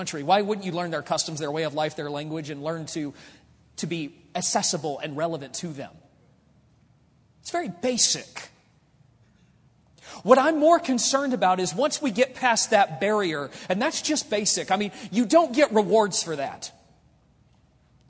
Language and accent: English; United States; I'm an American